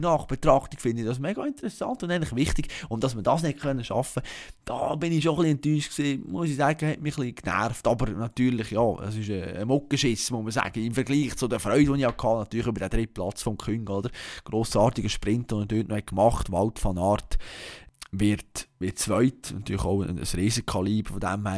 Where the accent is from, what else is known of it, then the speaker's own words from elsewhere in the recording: Bern, Switzerland; als, als Berner, als, als SCB-Sympathisant